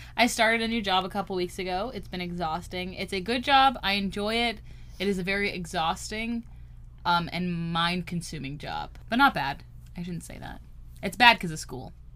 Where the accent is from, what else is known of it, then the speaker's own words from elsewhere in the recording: California, United States; we're Californian. Apparently, we don't say T's